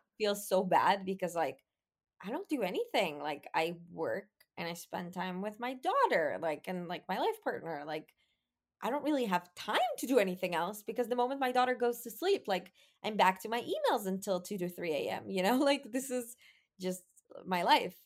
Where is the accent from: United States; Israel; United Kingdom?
Israel; growing up in Israel